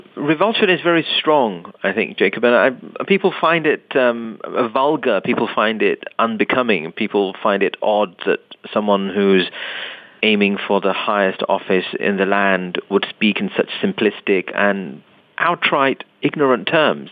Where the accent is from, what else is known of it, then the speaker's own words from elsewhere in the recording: London, United Kingdom; I was born and raised in London